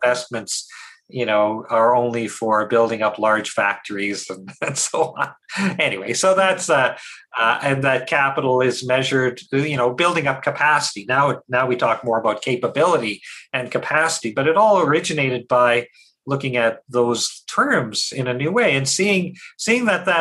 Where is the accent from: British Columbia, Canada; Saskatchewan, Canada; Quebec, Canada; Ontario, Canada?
Saskatchewan, Canada; growing up in Saskatchewan